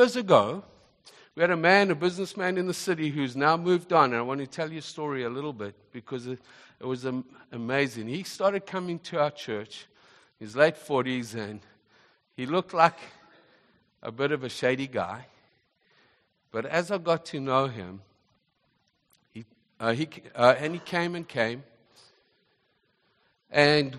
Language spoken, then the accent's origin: English; South Africa; also born or lived in Zimbabwe; now in Canada; I wasn't born in this nation, born in Zimbabwe, grew up in South Africa